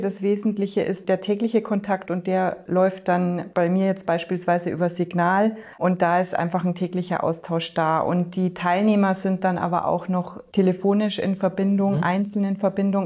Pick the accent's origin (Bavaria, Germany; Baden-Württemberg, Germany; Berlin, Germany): Bavaria, Germany; north of Munich; ich bin im Norden Münchens aufgewachsen, in einem Hotel